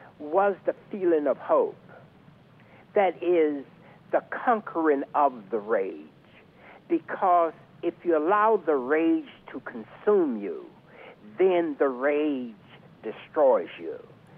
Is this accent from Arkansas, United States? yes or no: yes; the South, Arkansas, United States; moved away; also born or lived in New York City; I grew up in the South, and lynching in Arkansas, and lynching was definitely a part of my experience in growing up.